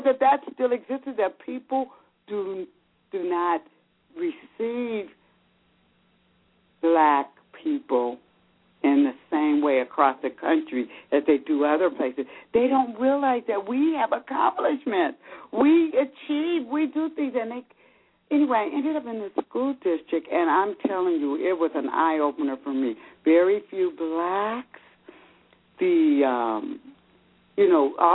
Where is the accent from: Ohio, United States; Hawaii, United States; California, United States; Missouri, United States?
California, United States; moved away as an adult; now in Georgia, United States; I'm from California, but I relocated to Georgia